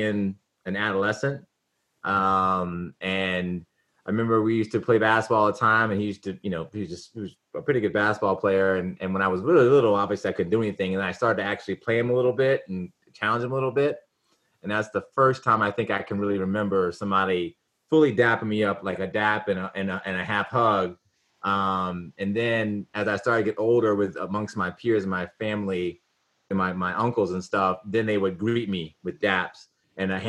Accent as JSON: {"language": "English", "town": "Richmond", "region": "Virginia", "country": "United States", "tie": "born or raised there", "said": "grew up in Richmond, Virginia."}